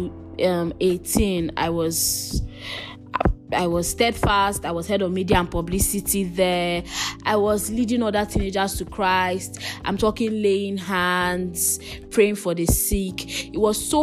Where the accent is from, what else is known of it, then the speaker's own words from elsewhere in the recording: Calabar, Cross River, Nigeria; I grew up in Calabar